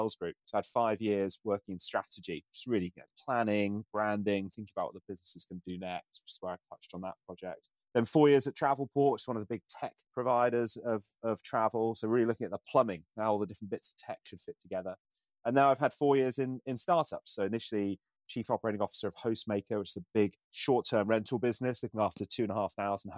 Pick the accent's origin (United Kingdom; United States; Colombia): United Kingdom; Isle of Wight, South East England; moved away; I grew up on the Isle of Wight, which you can't get away from tourism